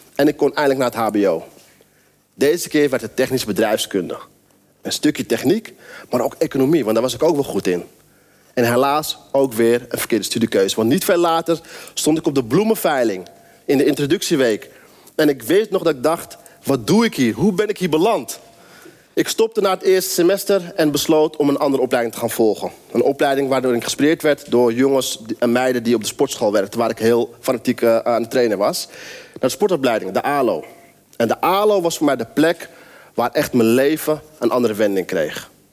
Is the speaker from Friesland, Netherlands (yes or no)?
no; near Amsterdam, North Holland, Netherlands; Ik ben opgegroeid in een omgeving in de buurt van Amsterdam, in een wijk, best wel elite omgeving.